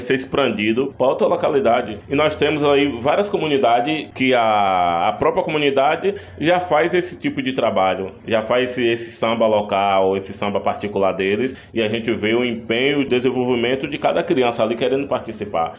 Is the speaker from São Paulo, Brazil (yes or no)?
no; Antônio Cardoso, Bahia, Brazil; Nasci em Antônio Cardoso e moro até hoje em Antônio Cardoso